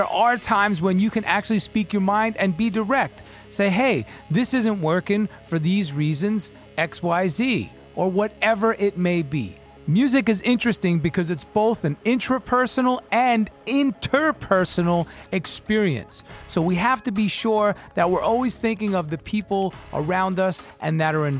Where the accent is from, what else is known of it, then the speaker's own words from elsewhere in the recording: New York, United States; being a New Yorker, East Coaster, Cuban Italian, straight up, no bullshitter, I love Wayne's MO.